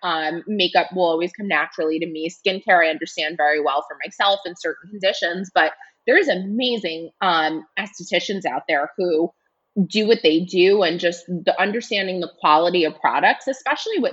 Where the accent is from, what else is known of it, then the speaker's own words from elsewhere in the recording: New York City, New York, United States; also born or lived in Los Angeles, California; I grew up here in New York in the Bronx